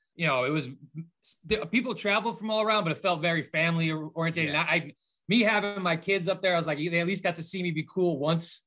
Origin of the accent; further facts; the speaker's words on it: Boston, Massachusetts, United States; moved away as an adult; also born or lived in Framingham, Massachusetts; now in Midwest, United States; I lived in Boston forever